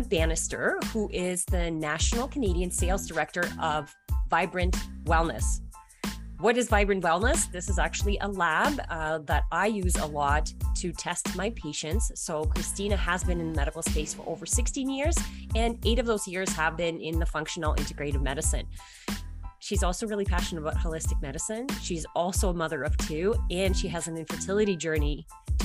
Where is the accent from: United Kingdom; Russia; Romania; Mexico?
Russia; moved away; I was born in Russia